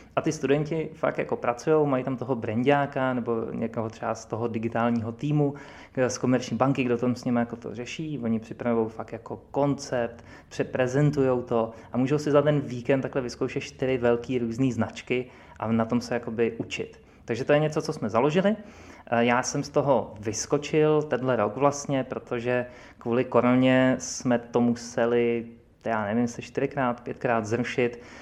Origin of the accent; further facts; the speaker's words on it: Prague, Czechia; my jsme kluci z Prahy.